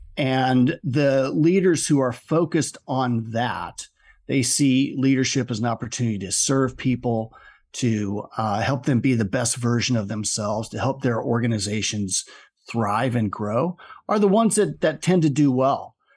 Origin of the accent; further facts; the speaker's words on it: Omaha, Nebraska, United States; moved away as an adult; I was uh, born and raised in Omaha